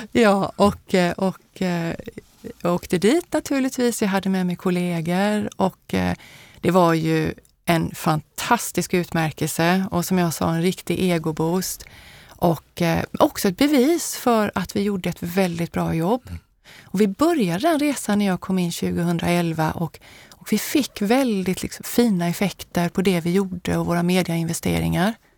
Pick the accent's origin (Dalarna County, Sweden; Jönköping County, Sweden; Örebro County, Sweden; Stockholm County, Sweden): Jönköping County, Sweden; Habo; also born or lived in Småland; now in Gothenburg, Sweden; jag är född i Småland men jag har vuxit upp i Västergötland, i Habo som ligger lite grann norr om Jönköping